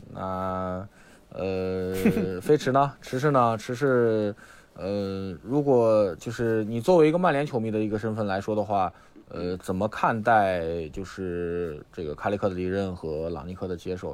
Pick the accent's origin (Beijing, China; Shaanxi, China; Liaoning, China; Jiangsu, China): Shaanxi, China; Xi'an; 我是西安人